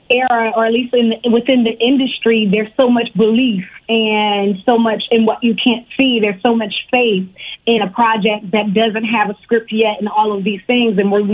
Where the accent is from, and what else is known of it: Richmond, Virginia, United States; born or raised there; also born or lived in Harlem, New York